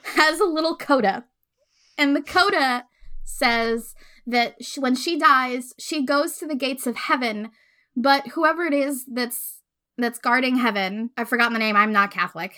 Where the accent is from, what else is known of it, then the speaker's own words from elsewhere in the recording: Puerto Rico; moved away as an adult; so I grew up in Puerto Rico. Uh, I was born there. I lived there for eighteen years.